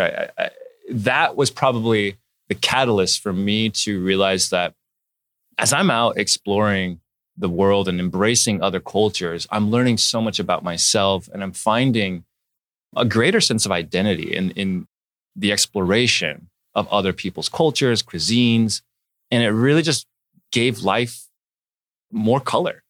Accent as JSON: {"language": "English", "town": "Palm Springs", "region": "California", "country": "United States", "tie": "born or raised there", "also_born_or_lived": "Oregon / Hancock Park, Los Angeles", "moved": "yes", "said": "I was born in Oregon, and then I, I grew up, uh, as a baby, I grew up in a little town called Palm Springs"}